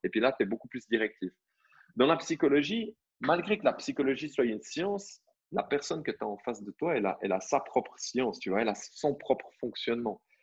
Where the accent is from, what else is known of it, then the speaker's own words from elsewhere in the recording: Vaud, Switzerland; je suis né en Suisse